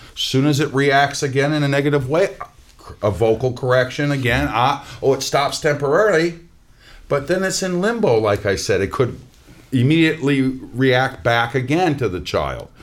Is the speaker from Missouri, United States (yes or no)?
no; Minnesota, United States; moved away; I'm from Minnesota